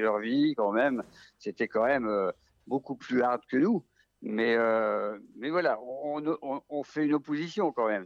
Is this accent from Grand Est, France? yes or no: yes; Vosges, Grand Est, France; accent: Vosgien; c'est un accent vosgien